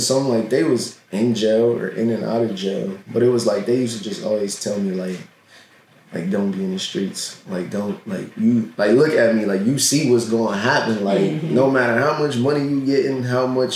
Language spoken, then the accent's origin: English; Harrisburg, Pennsylvania, United States; born and raised in Harrisburg, like many of us all from the surrounding areas